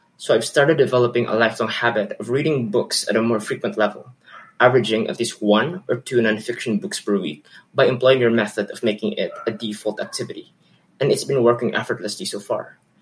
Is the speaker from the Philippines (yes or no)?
yes; Philippines; from the Philippines